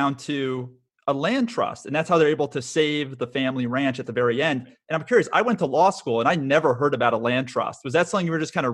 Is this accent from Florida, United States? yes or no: yes; South Florida, United States; I was growing up in South Florida